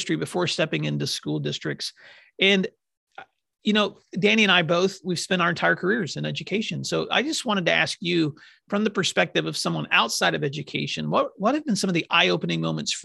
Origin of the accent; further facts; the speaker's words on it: Oklahoma, United States; my home state of Oklahoma